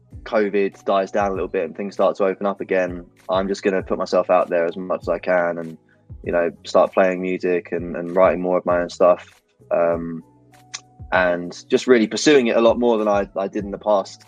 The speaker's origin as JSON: {"language": "English", "region": "London", "country": "United Kingdom", "tie": "born or raised there", "said": "I'm born and raised in London to an Irish family"}